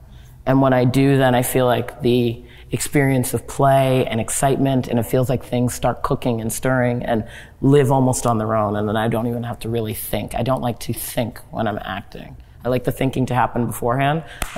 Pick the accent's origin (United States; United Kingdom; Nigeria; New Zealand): Nigeria; I am very proudly Nigerian, and I have no problem saying so over and over again. I am proudly Nigerian.